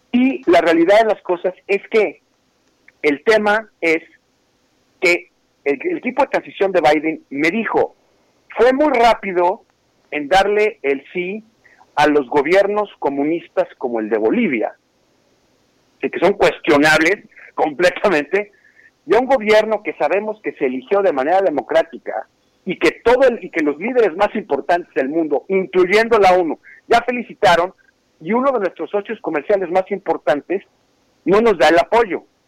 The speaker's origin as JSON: {"language": "Spanish", "country": "Mexico", "moved": "yes", "lives_now": "Houston, United States", "said": "aquí trabajando como mexicano en los Estados Unidos"}